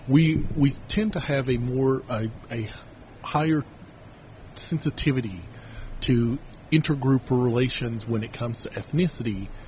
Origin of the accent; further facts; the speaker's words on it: the South, United States; not just because I'm a Southerner and that's just our Gentile way.